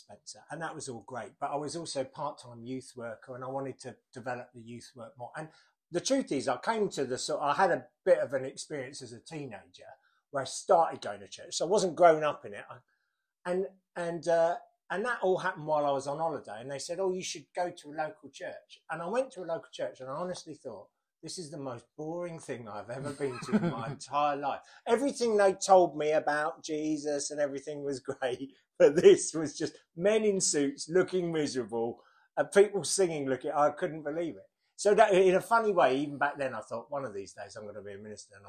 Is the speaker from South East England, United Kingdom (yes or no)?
yes; Gillingham, South East England, United Kingdom; Gillingham. {S0} In Gillingham, {S1} Gilles, Kent, as it was